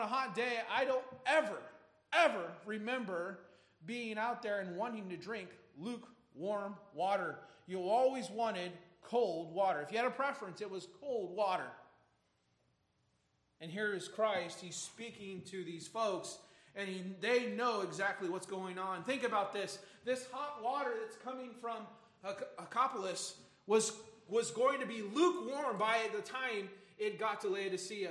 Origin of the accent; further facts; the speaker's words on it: Michigan, United States; growing up in Michigan